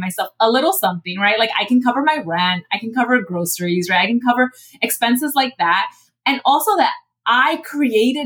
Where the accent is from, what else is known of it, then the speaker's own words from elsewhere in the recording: New York City, New York, United States; I'm also from the Bronx